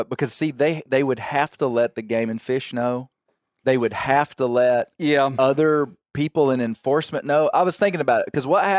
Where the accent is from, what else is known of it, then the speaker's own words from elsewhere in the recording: Kentucky, United States; Do they just keep sending a guy from another state? I'm from Kentucky.